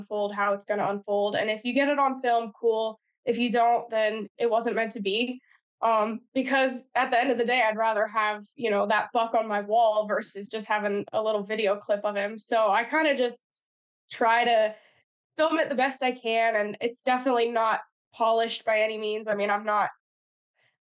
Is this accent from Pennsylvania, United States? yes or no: yes; Pennsylvania, United States; moved away as an adult; also born or lived in Missouri; now in Midwest, United States; I grew up in Pennsylvania, so like the rifle season there is basically a holiday